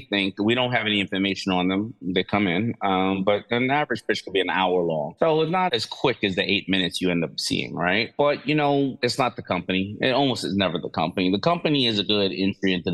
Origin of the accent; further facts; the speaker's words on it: New York City, New York, United States; Basically, you know, kid growing up in New York City, loving fashion, loving hip hop, you know, raised by a single mother